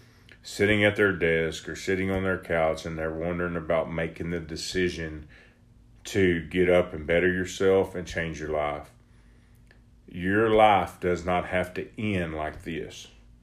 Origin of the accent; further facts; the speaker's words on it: Texas, United States; I'm from Texas. We barbecue a lot.